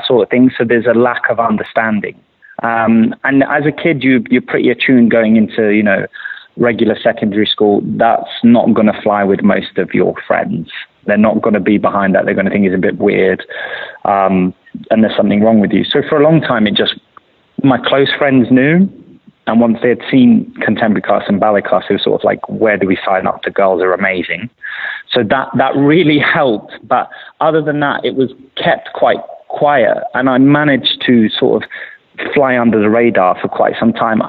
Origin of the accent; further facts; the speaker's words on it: London, United Kingdom; I grew up in London